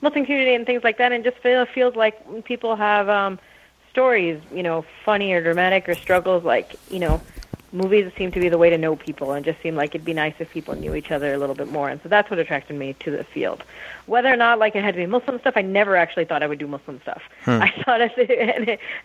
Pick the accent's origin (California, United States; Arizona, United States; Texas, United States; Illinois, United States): California, United States; Rancho Cucamonga; also born or lived in Canada; I was born in Canada, but then I moved when I was little to Rancho Cucamonga, California, which is about an hour east